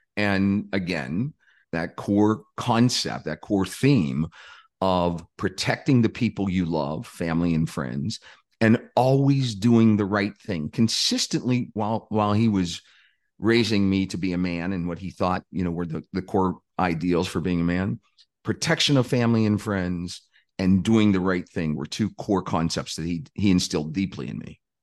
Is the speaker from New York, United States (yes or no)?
no; Pittsburgh, Pennsylvania, United States; I grew up in a, uh, a lower income working class neighborhood just outside of Pittsburgh, Pennsylvania